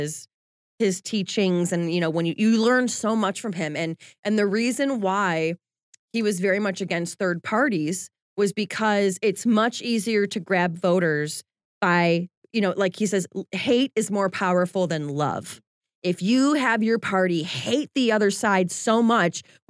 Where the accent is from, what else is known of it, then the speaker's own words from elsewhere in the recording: Chicago, Illinois, United States; now in Washington, D.C., United States; I am from Chicago, born and raised.